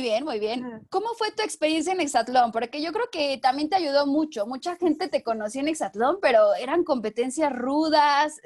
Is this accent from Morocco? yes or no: no; Mexico; soy de México